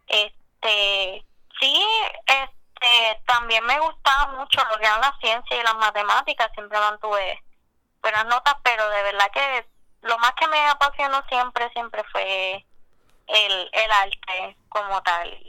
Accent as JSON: {"language": "Spanish", "town": "Cabo Rojo", "country": "Puerto Rico", "said": "este, de Cabo Rojo."}